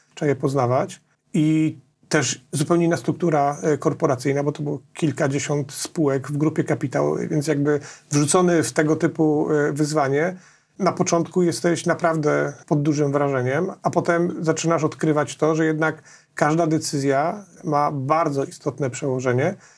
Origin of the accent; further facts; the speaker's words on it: Nowy Sącz, Lesser Poland, Poland; jestem z Nowego Sącza